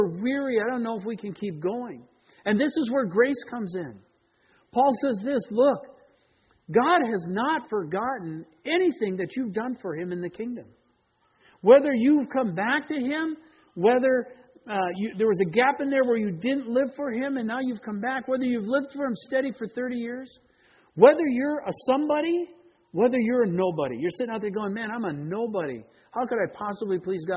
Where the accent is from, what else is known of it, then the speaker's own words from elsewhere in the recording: Green Bay, Wisconsin, United States; now in Seattle, United States; I grew up in Green Bay